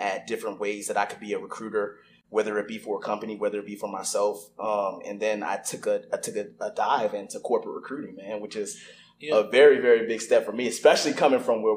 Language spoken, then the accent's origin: English; Newport News, Virginia, United States; moved away as an adult; also born or lived in Fort Lee, Virginia / Germany / Kentucky / Tennessee; I grew up in Newport News, Virginia, went to elementary school there, went to, you know, middle school there, went to high school there